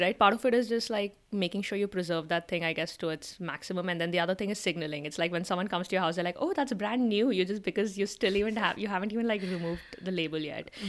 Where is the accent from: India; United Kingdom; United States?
India; moved away; we were growing up in India in the nineties and the early two thousands